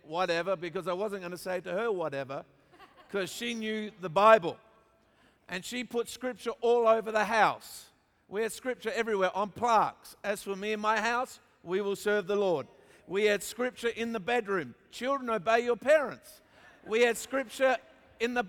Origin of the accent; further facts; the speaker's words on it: Australia; also born or lived in Papua New Guinea; And so there I was born in Papua New Guinea, actually. I know I don't look like I'm born in Papua New Guinea, but I was. And then we came back to Australia